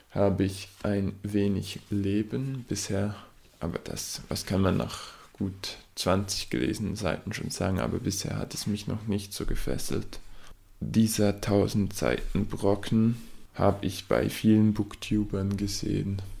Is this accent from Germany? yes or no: no; Switzerland; an meinem Akzent an meinem Dialekt, wie man dem auch immer sagen will, erkennt, komme ich aus der Schweiz